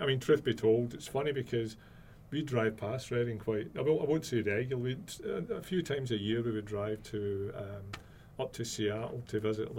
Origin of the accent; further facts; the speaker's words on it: Scotland, United Kingdom; I'm Scottish, yeah.